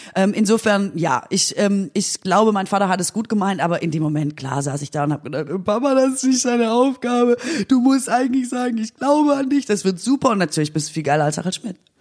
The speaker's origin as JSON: {"language": "German", "town": "Aalen", "region": "Baden-Württemberg", "country": "Germany", "moved": "yes", "said": "ich komme ja aus Aalen, also wirklich aus, aus der schwäbischen Provinz"}